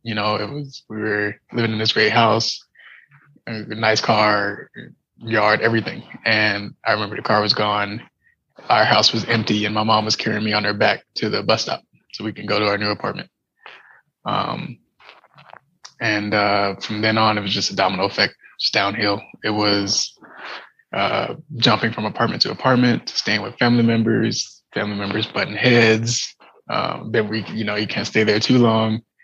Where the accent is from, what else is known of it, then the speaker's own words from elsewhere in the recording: San Diego, California, United States; I was born in San Diego, California, with missing tibias in both of my legs